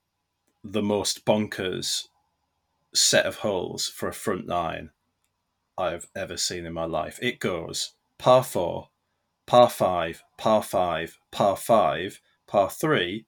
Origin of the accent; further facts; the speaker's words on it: North East England, United Kingdom; I am born and bred in the Northeast